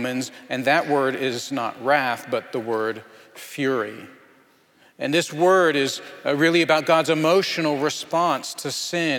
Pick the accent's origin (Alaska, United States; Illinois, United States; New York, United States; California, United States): Alaska, United States; Anchorage; moved away; I'm from Anchorage, just a quarter mile from where my family used to live